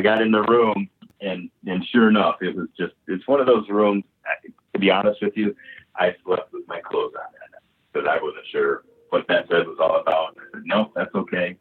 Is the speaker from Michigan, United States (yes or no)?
yes; Michigan, United States; I'm from Michigan, and Michigan's a beautiful state